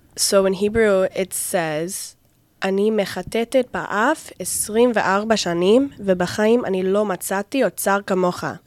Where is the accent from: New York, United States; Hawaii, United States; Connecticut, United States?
Connecticut, United States; first language English; moved away as an adult; also born or lived in Virginia; now in Bat Yam, Israel; I'm from Connecticut in the United States of America